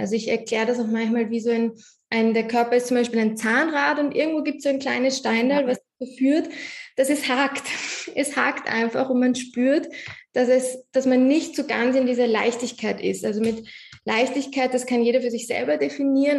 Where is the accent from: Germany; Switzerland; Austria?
Austria; bei uns in Österreich